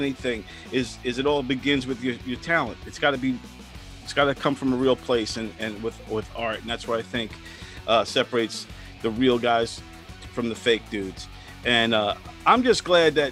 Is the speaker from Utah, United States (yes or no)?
no; Brentwood, New York, United States; I'm from Brentwood, essentially. So we grew up around hip-hop